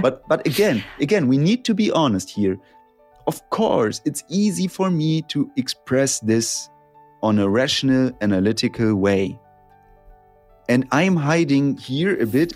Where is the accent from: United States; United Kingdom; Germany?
Germany; English is a second language; I'm from Germany